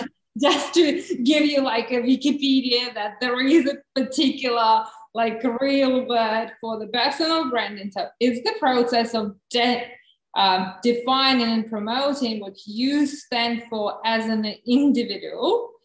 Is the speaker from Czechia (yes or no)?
yes; Czechia; English is a second language; also born or lived in Russia; So just in a beginning, I was born in Russia, so this is my …. Is like, you can't get probably more Russian name than that one. But when I was 13, my parents moved to the Czech Republic, so I grew up there and lived there.